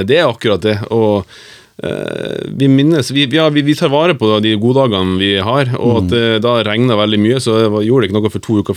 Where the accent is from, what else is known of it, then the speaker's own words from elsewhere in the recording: Bodø, Nordland, Norway; jeg kommer fra Bodø, og eh, Bodø-Glimt-fan eh, i hjertet og Odd i hodet